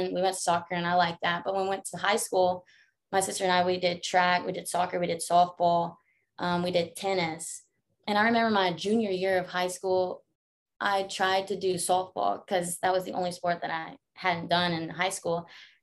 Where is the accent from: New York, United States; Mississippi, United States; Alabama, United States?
Mississippi, United States; Laurel; I'm from Laurel, Mississippi, most like Powers community, Jones County. So I went to Northeast Jones as a little kid. But before that, we grew up there